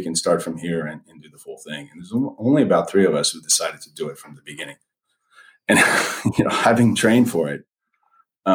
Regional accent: France; moved away; I'm originally from France

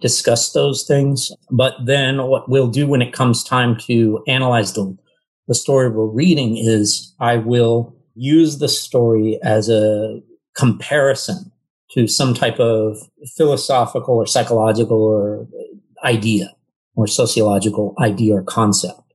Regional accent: California, United States; moved away as an adult; also born or lived in New York; I was originally from California and wanted to be near family

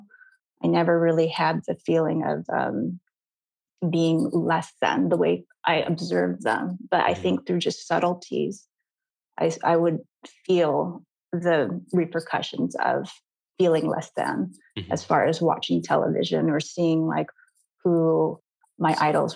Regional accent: Los Angeles, California, United States; also born or lived in Glendale, California; I grew up in East

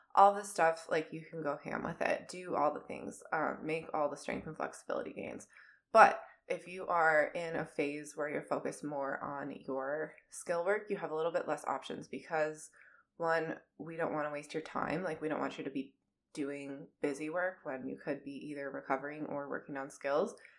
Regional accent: Minnesota, United States; accent: Minnesotan; My Minnesotan accent

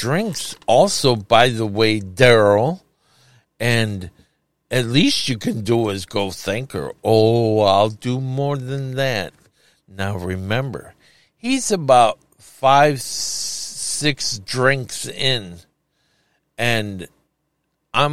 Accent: Chicago, Illinois, United States; Chicago. Can't you tell by the way I talk?

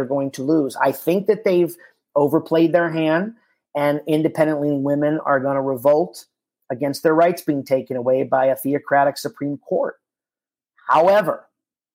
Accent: Miami, Florida, United States; I grew up in Miami

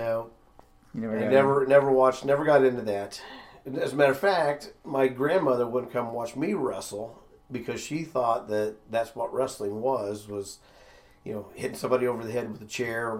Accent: Midwest, United States; Both from the Midwest

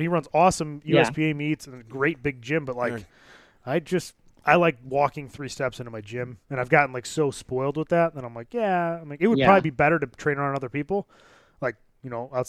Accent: About an hour west of Chicago, Illinois, United States; About an hour west of Chicago.

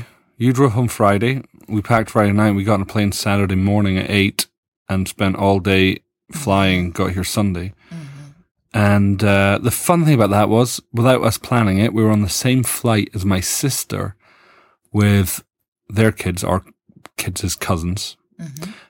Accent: Dundee, Scotland, United Kingdom; born there; I'm thrown because obviously I was born in Dundee.

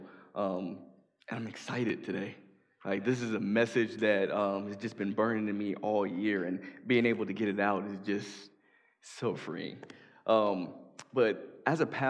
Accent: Chicago, Illinois, United States; moved away; I'm from Chicago

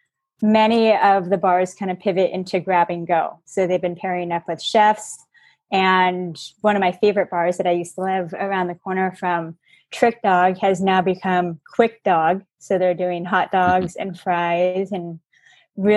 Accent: West Coast, United States; moved away as an adult; now in New York, United States; I'm kind of new to New York. I'm from the West Coast

